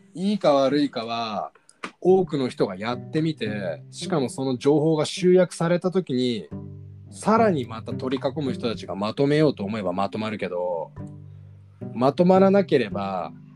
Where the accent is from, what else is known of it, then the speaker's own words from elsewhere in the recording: Japan; 日本で生まれ育った